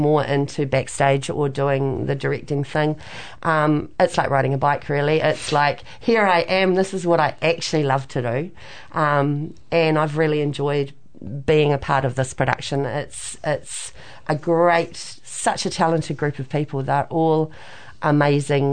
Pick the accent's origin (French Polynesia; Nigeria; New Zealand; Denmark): New Zealand; Dunedin, Otago; moved away as an adult; now in Hamilton, New Zealand; I'm originally from Dunedin, and I started musical theatre there when I was 10, and kept going there until I moved up to Hamilton in about 1990